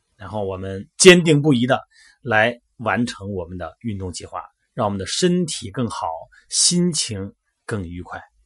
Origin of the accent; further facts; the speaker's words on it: Shandong, China; 在我们山东老家